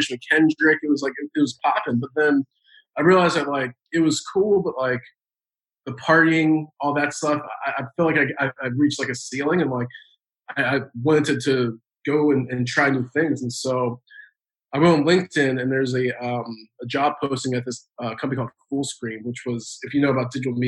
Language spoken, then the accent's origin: English; Maryland, United States; moved away as an adult; now in Los Angeles, United States; I'm originally from Maryland